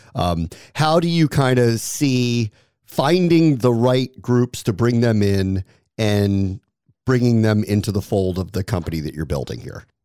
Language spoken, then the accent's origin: English; Washington, District of Columbia, United States; Why DC? You picked my hometown